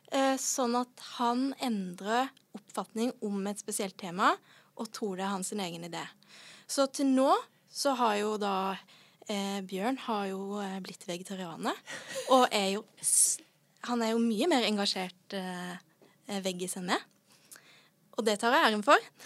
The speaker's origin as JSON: {"language": "Norwegian", "region": "Sørlandet", "country": "Norway", "said": "Jeg er fra Sørlandet."}